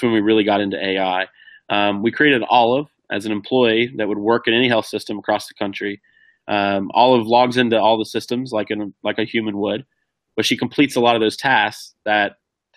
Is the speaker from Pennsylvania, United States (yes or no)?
no; Ohio, United States; moved away; my hometown, which is a small rural town in Ohio